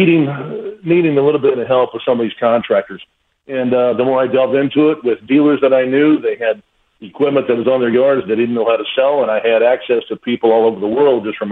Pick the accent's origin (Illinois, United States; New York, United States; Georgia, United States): Illinois, United States; Danville; got in with a little company in my hometown back in Danville, Illinois